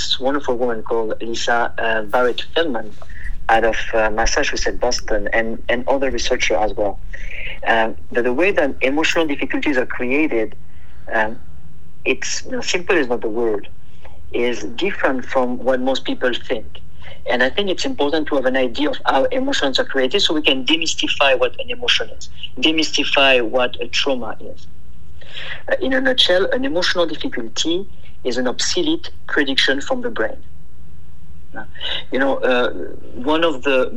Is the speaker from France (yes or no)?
yes; south of France, France; English is a second language; moved away as an adult; now in Oakland, United States; I am from south of France